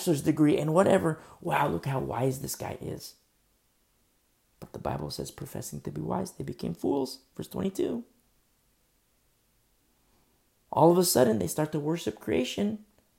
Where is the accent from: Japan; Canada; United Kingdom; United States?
United States; I'm an American, but above that, I'm a Christian